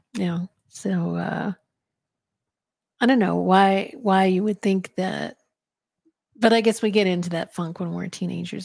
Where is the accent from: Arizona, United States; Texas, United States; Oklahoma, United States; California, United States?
Arizona, United States; I grew up in Arizona, so I heard Spanish all the time